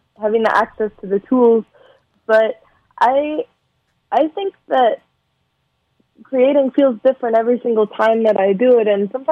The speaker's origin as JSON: {"language": "English", "town": "Los Angeles", "region": "California", "country": "United States", "said": "the San Fernando Valley, where I'm from"}